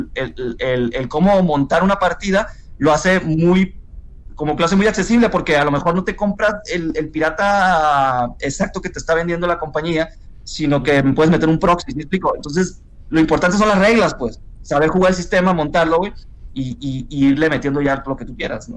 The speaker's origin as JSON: {"language": "Spanish", "town": "Culiacán", "region": "Sinaloa", "country": "Mexico", "said": "yo soy de Culiacán"}